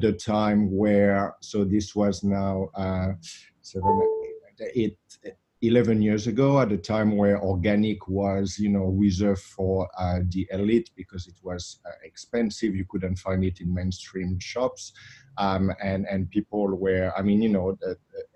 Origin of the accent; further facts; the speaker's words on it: Saint-Émilion, Nouvelle-Aquitaine, France; moved away; I grew up in the south of France, in Bordeaux. And in a little part of Bordeaux called Saint-Emilion.